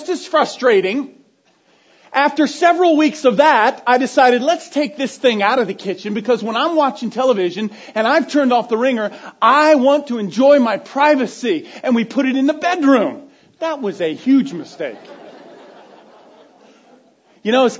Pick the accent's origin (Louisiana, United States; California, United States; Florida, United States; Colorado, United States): Florida, United States; being a 10-year-old boy growing up in Florida